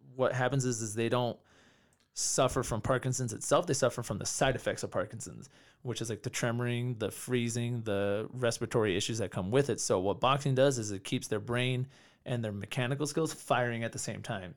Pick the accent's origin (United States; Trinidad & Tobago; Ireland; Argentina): United States; California; moved away as an adult; now in Denver, United States; I grew up in California, then I moved to Colorado six years ago